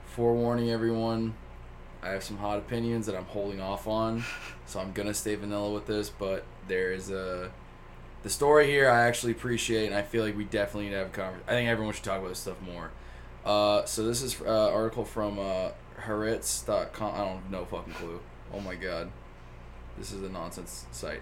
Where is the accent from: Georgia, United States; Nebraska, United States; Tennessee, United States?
Tennessee, United States; Flintville; I grew up in Flintville, Tennessee.